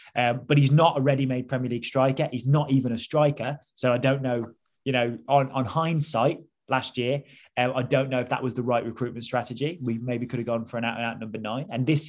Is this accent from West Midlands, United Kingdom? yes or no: yes; Staffordshire, West Midlands, United Kingdom; now in London, United Kingdom; But like we grew up in Staffordshire